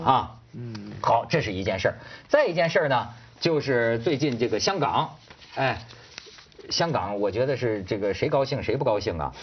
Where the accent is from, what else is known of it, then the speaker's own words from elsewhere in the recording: China; 我是个中国人